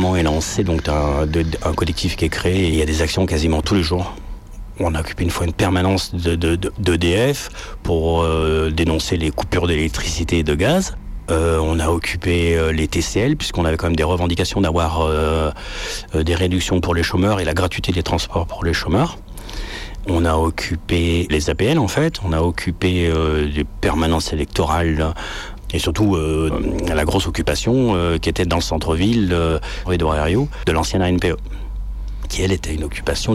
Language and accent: French; Lyon, Auvergne-Rhône-Alpes, France; Je suis né à Lyon, centre Mais après, j'ai habité en banlieue, en fait, pendant 20 ans. Et après, je suis revenu habiter à Lyon